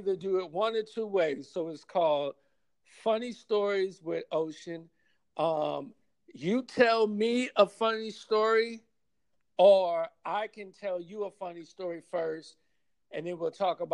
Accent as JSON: {"language": "English", "town": "New Orleans", "region": "Louisiana", "country": "United States", "moved": "yes", "lives_now": "Los Angeles, United States", "said": "I'm from New Orleans originally"}